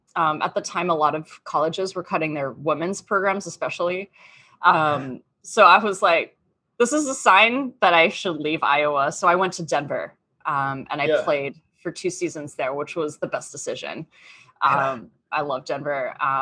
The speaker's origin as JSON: {"language": "English", "town": "Townsville", "region": "Queensland", "country": "Australia", "tie": "born or raised there", "lives_now": "United States", "said": "So I'm actually Australian. I grew up in Townsville"}